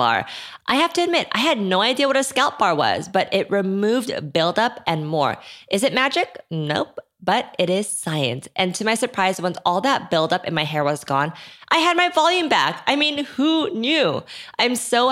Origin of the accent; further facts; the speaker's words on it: South Korea; now in United States; when I grew up in Korea